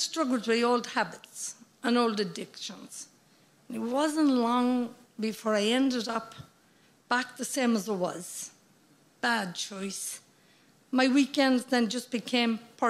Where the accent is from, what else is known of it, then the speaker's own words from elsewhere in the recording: Midlands, Ireland; moved away; also born or lived in United States; I grew up in the Midlands here in Ireland